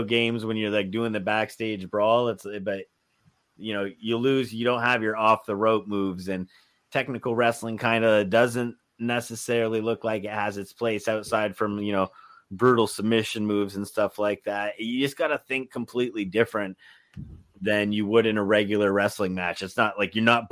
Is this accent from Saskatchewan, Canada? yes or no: no; Windsor, Ontario, Canada; I'm from Windsor, Ontario